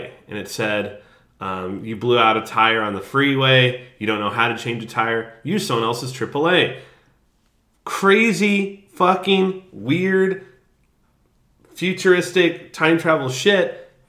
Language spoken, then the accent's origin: English; Jefferson City, Missouri, United States; moved away; Back home, because I lived in the capital city of Missouri, Jefferson City